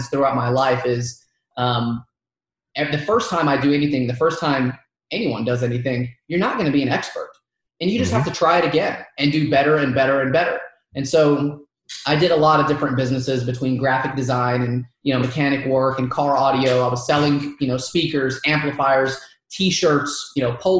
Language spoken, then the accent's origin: English; Dalton, Georgia, United States; first language Arabic; English is a second language; I grew up in Dalton, Georgia.